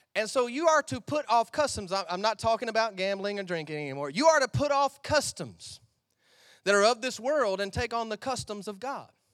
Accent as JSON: {"language": "English", "country": "United States", "said": "I came from America to Australia"}